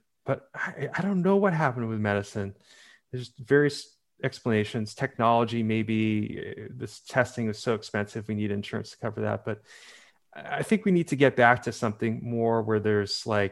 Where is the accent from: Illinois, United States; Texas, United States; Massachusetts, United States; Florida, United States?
Massachusetts, United States; Boston; moved away as an adult; also born or lived in Los Angeles / Ann Arbor, Michigan; I am from the Boston area